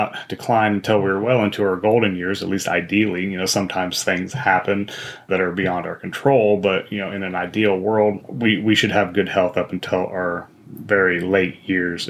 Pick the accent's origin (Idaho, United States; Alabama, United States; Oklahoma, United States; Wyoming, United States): Wyoming, United States; I grew up in Wyoming